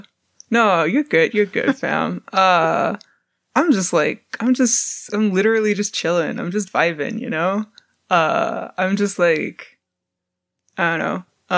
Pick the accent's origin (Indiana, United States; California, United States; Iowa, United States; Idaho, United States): California, United States; Southern; Fucking SoCal, fam.